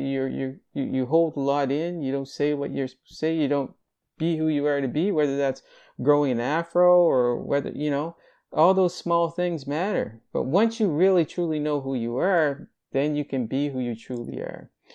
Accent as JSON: {"language": "English", "town": "Greenville", "region": "Nova Scotia", "country": "Canada", "tie": "born or raised there", "also_born_or_lived": "Halifax, Nova Scotia"}